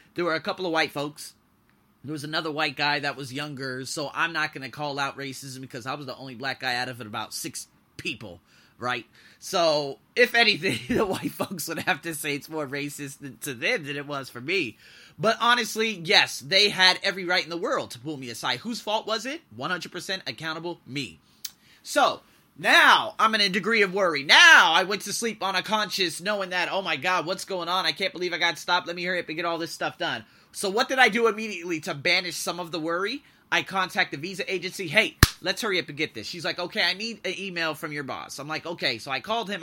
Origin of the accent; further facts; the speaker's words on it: United States; moved away; I'm an American, I'm an American, I'm an American, I'm an American.